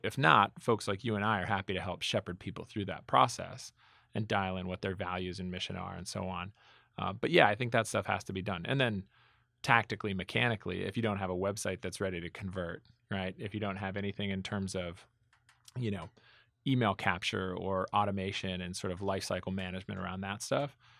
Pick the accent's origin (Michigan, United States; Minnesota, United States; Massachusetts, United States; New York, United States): Minnesota, United States; Minnetonka; moved away; also born or lived in Boston; I grew up in Minnetonka, Minnesota